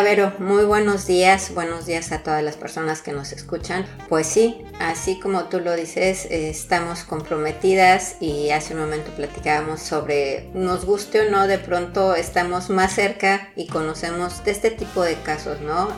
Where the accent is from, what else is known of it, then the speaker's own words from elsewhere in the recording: Mexico; now in France; como mexicanos